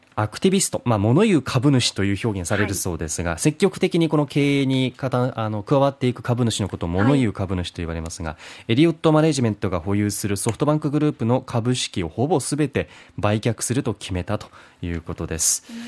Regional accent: Beppu, Oita, Japan; 私の地元別府

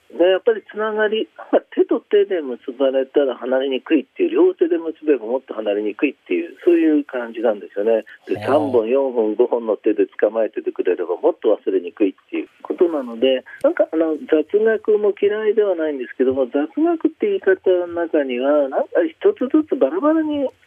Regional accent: Shizuoka, Japan; 僕は静岡市の出身なんで

